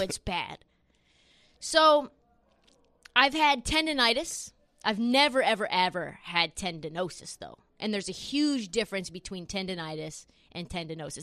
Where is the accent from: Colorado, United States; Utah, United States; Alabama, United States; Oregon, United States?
Oregon, United States; Portland; it is my hometown